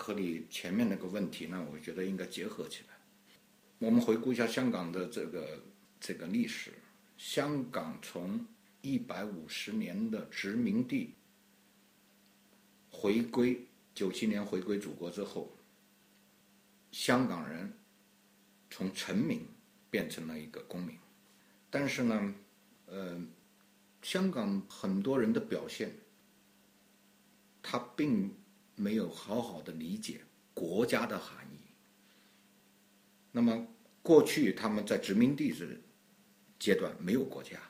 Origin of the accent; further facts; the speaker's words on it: China; 我觉得我 我作为中国人，我很理解。